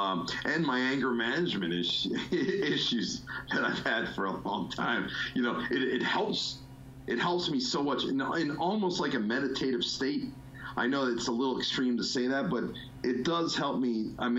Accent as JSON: {"language": "English", "region": "New Jersey", "country": "United States", "tie": "born or raised there", "moved": "as an adult", "lives_now": "Florida, United States", "said": "growing up in the Northeast"}